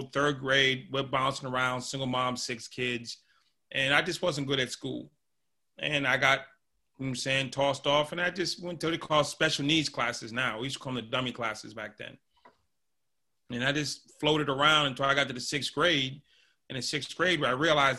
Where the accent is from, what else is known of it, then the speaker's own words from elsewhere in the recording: Boston, Massachusetts, United States; I grew up in Boston, Massachusetts, and lived in a house with five brothers and sisters